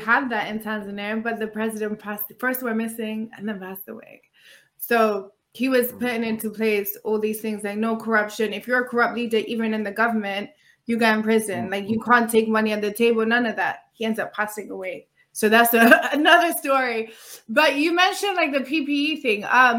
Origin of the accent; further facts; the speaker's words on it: London, United Kingdom; It's crazy how when I was growing up in London, it was all about like Caribbean, like Jamaica was like the in place.